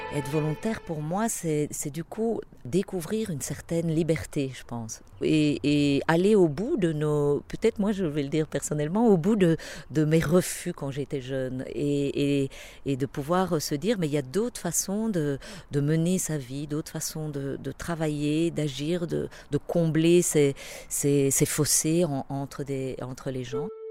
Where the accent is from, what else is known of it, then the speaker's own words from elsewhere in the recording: Belgium; je suis belge